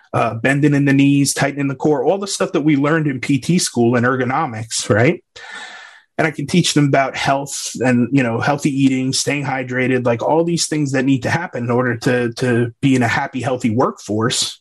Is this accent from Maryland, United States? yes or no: no; Long Island, New York, United States; also born or lived in Waco, Texas; now in Wimberley, United States; I grew up on Long Island, New York